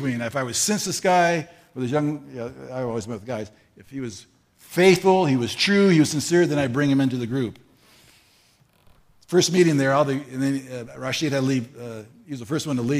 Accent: United States; moved away as an adult; also born or lived in Morocco; I'm an American

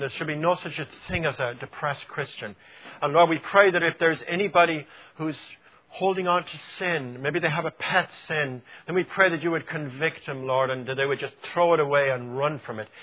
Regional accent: Ireland; accent: Irish; it was my Irish accent

